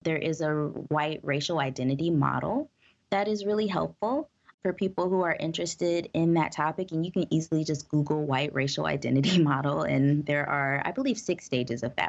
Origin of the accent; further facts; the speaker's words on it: United States